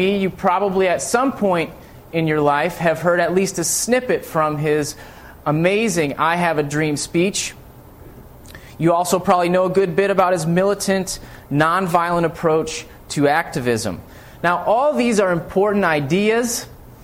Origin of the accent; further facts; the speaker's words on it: United States; I grew up in the United States, and I passed through the U.S. educational system